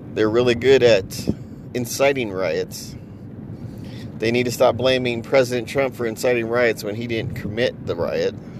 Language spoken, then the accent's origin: English; United States; I, as an American